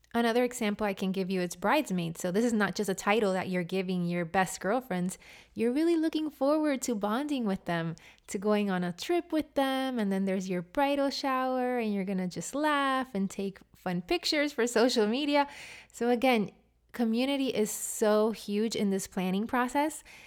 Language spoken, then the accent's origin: English; Puerto Rico; now in Miami, United States; I'm from Puerto Rico, and in Puerto Rico, in Spanish, it's pronounced ….